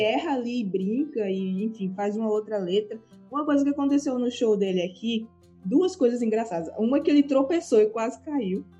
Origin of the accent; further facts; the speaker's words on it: Carpina, Pernambuco, Brazil; now in Aveiro, Portugal; Aveiro tem o tamanho da minha cidade natal em Pernambuco, Carpina, que ninguém nunca ouviu falar sabe?